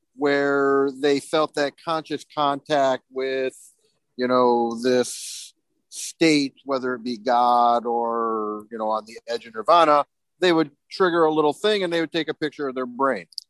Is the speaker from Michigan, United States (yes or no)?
yes; Battle Creek, Michigan, United States; grew up outside of Battle Creek, where Seventh Day Adventism